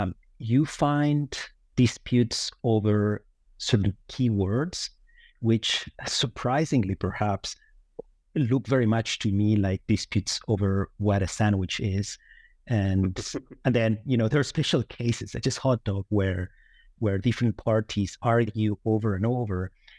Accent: Uruguay; moved away as an adult; also born or lived in Evanston, United States / New York, United States; now in Lucerne, Switzerland; I hail from Uruguay, where I attended university.

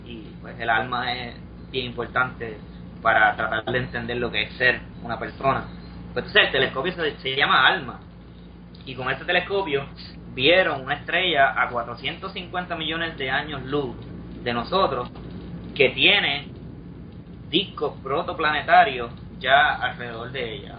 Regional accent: Puerto Rico; somos los puertorriqueños

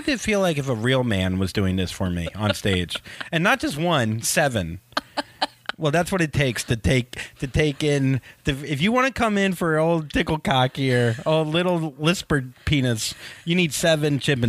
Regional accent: the South, United States; So, and you're from the South. I'm also from the South.

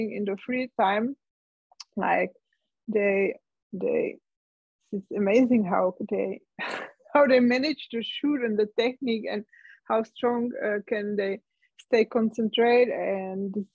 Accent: Czechia; English is a second language; moved away as an adult; also born or lived in Germany; now in Austria; my home country, to Czech Republic

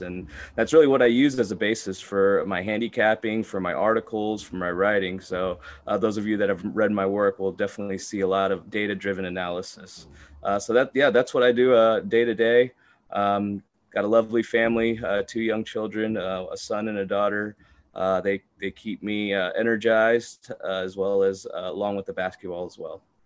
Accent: Houston, Texas, United States; I was born and raised here in Houston, Texas.

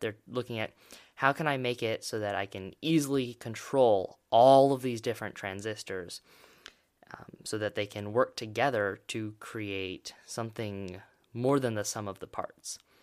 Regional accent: Oregon, United States; my home state, Oregon

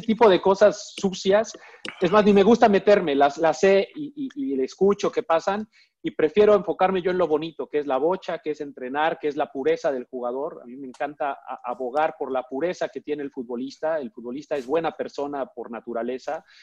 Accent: Mexico; como soy mexicano

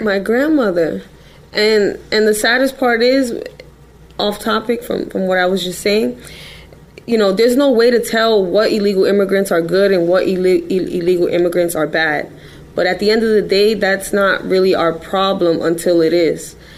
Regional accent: New York City, New York, United States; I'm just a girl from the Bronx

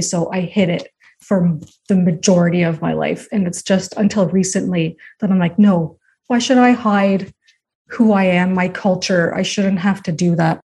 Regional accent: Canada; also born or lived in United States; I was born in the States, but I've grown up my whole life in Canada.

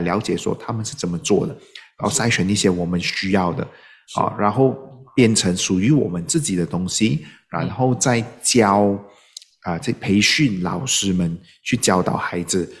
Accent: Malaysia; 我们马来西亚华人

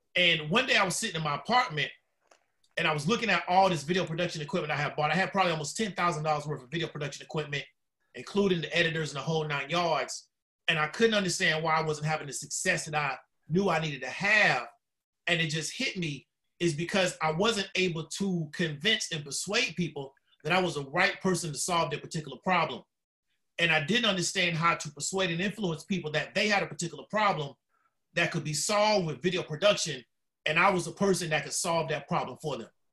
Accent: Orlando, Florida, United States; also born or lived in Tampa, Florida; I'm a Florida native, uh, born in Tampa, moved to Orlando, uh, pretty much raised in West Orlando

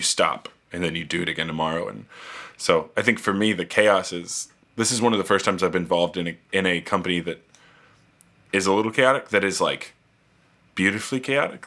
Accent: outside of Indianapolis, United States; moved away as an adult; also born or lived in Tennessee / Kenya; born and raised in Indianapolis, uh, or I guess outside of Indianapolis and kind of a farm town.

